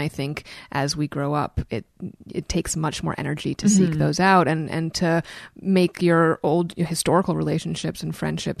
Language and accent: English; New York City, New York, United States; I grew up in Brooklyn. Yeah. My parents are both visual artists.